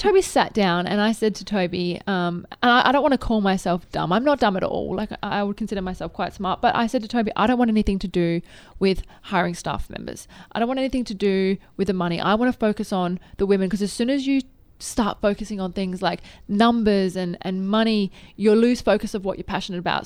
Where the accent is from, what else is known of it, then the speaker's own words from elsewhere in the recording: Adelaide, South Australia, Australia; I grew up in Adelaide